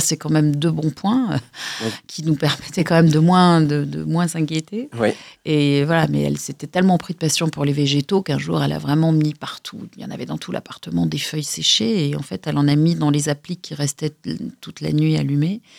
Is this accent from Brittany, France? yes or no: no; Lyon, Auvergne-Rhône-Alpes, France; Je suis née à Lyon, dans le quartier de la Croix-Rousse